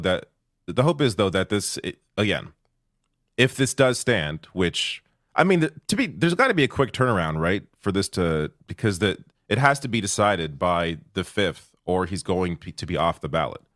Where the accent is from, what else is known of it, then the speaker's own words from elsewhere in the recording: Canada; I'm Canadian